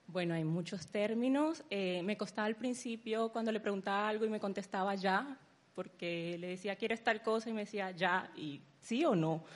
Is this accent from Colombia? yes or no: yes; Valledupar, Cesar, Colombia; now in Chile; de Valledupar, Colombia